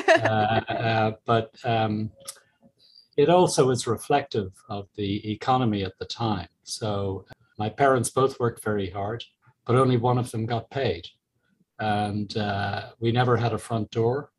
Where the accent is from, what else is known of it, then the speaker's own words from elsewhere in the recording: Ireland; moved away as an adult; also born or lived in Galway; as Irish people